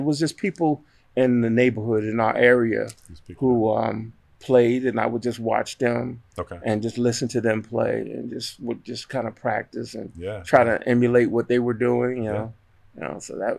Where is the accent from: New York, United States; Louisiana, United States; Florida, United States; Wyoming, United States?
New York, United States; Amityville; now in Raleigh, United States; Well, I am originally from Long Island, New York, little town called Amityville.